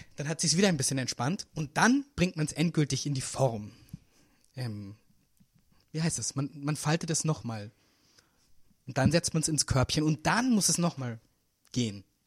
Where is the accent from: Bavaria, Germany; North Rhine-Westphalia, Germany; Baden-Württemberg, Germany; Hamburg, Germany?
Bavaria, Germany; Munich; now in Berlin, Germany; ich bin ja aus München